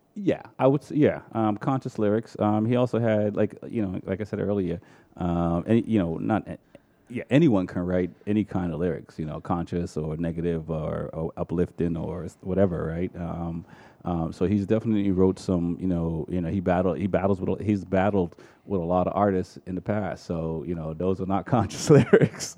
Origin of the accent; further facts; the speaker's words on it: Boston, Massachusetts, United States; also born or lived in Jamaica; growing up in Dorchester in the '80s